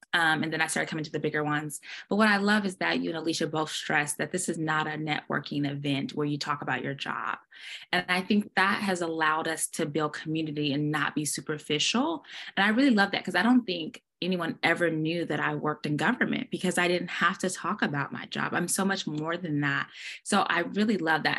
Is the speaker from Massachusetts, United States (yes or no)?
no; Portland, Oregon, United States; moved away as an adult; now in Dallas, United States; I'm born and raised in Portland, but I did move away and I came back